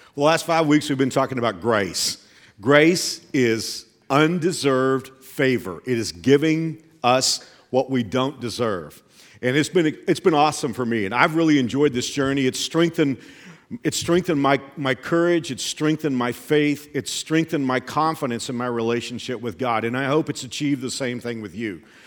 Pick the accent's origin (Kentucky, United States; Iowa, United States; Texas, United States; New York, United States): Texas, United States; I grew up in Texas